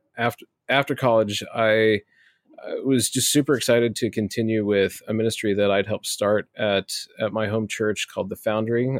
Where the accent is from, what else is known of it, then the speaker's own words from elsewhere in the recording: Omaha, Nebraska, United States; I grew up in Omaha, Nebraska, here for most of my life.